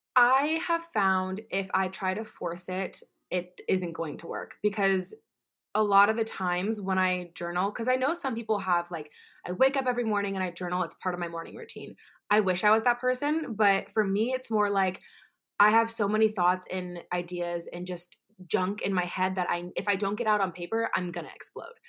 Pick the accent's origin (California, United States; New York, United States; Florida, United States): Florida, United States; Orlando; I am originally from Orlando, Florida